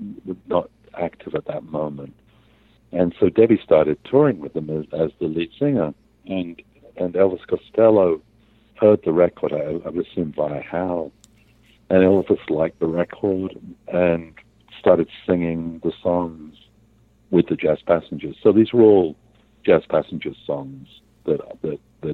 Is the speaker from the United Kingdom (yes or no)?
yes; England, United Kingdom; moved away; I grew up in England